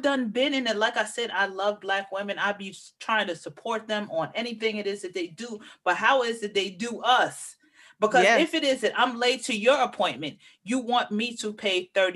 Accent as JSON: {"language": "English", "town": "New York City", "region": "New York", "country": "United States", "said": "I'm from Manhattan"}